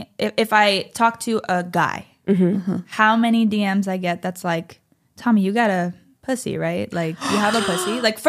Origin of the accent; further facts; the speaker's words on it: Springfield, Massachusetts, United States; also born or lived in New York; now in Los Angeles, United States; I'm from Springfield.